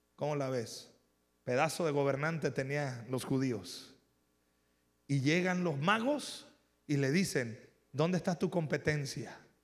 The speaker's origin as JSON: {"language": "Spanish", "country": "Mexico", "said": "porque no somos gringos, somos mexicanos aquí."}